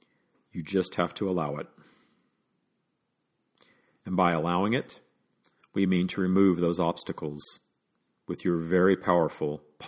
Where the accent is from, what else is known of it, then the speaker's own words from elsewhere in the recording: Deep South, United States; growing up in the Deep South, you just think that the whole world is against you when you're openly gay.